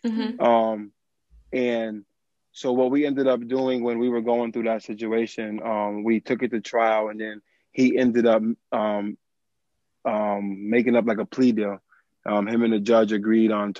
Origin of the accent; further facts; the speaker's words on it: Springfield, Massachusetts, United States; I am born and raised in Springfield, Massachusetts